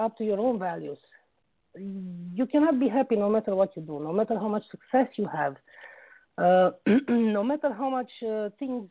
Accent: Romania; also born or lived in United Kingdom; now in Oxford, United Kingdom; I was born in Romania and I was raised there.

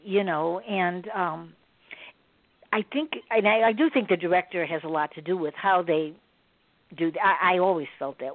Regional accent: Chicago, Illinois, United States; I'm from Chicago

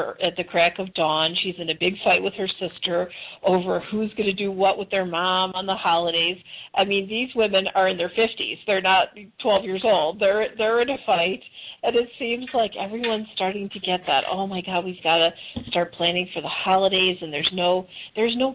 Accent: Chicago, Illinois, United States; moved away as an adult; also born or lived in Arizona; now in Nevada, United States; I was born and raised in Chicago

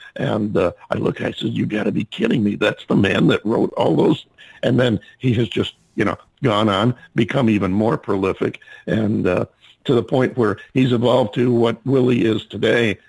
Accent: upstate New York, United States; now in Phoenix, United States; I'm from upstate New York

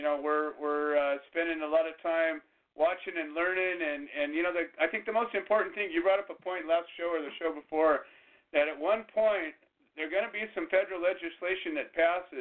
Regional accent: Orange County, California, United States; I grew up in Orange County, and I live, you know, 45 minutes away from there

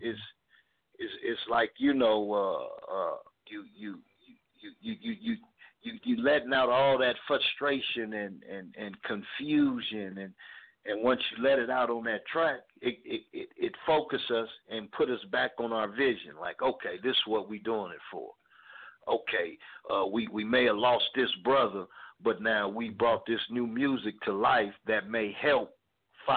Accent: Los Angeles, California, United States; We're from Watts, California. We're about the Nickerson Garden Projects

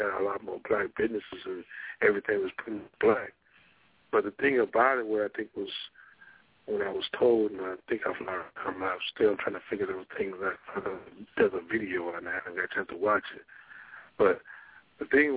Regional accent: Monroe, Louisiana, United States; I'm from Monroe

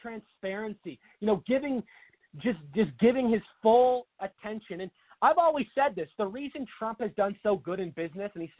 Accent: Washington, United States; now in Arizona, United States; Washington State, my home state

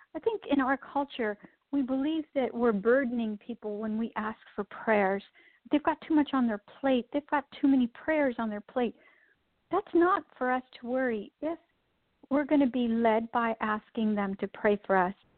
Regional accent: India; moved away; I was born and raised in India

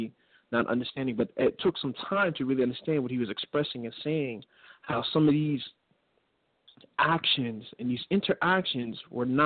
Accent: New York City, New York, United States; moved away as an adult; now in Pittsburgh, United States; I'm originally from New York, though, from the Bronx, but I came out here to college

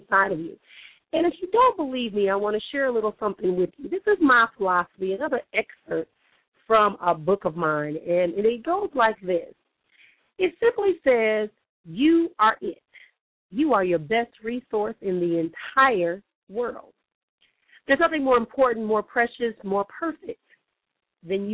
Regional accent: Milwaukee, Wisconsin, United States; now in Phoenix, United States; here back in my hometown of Milwaukee

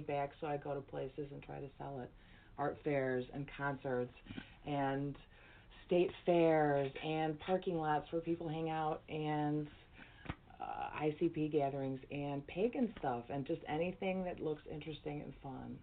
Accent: Chicago, Illinois, United States; I am a lifelong Chicagoan.

